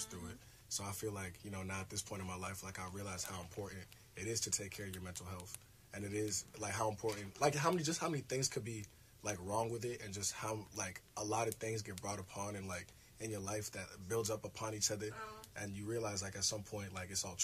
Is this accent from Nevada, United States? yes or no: no; Lawrenceville, Georgia, United States; I'm a senior from Lawrenceville, Georgia